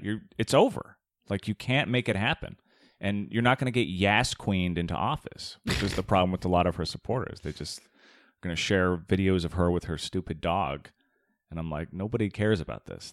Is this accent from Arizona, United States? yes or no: yes; Tucson, Arizona, United States; I grew up in Tucson, Arizona